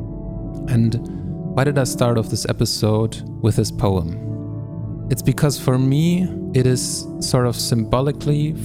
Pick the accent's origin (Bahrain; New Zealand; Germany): Germany; I am from Germany